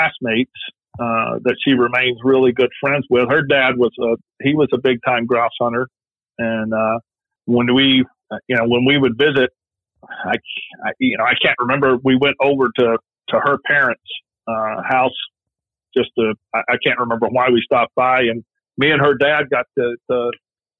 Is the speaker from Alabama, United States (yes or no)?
yes; South Alabama, United States; now in Ohio, United States; I grew up in South Alabama, just north of the Florida Panhandle border, so L.A., Lower Alabama